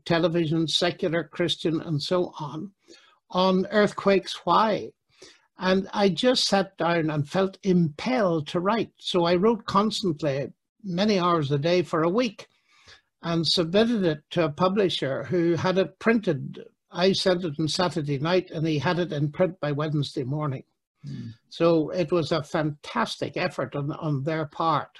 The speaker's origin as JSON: {"language": "English", "region": "Northern Ireland", "country": "United Kingdom", "tie": "born or raised there", "said": "in Northern Ireland, my home country"}